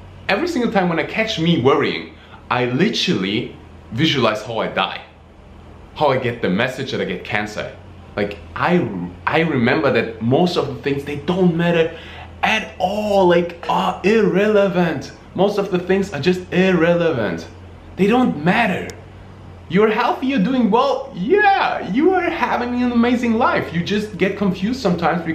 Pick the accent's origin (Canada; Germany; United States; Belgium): Germany; moved away; they moved to Germany, the place where I was born. I'm really, really, really happy that that I had the opportunity to grow up in Germany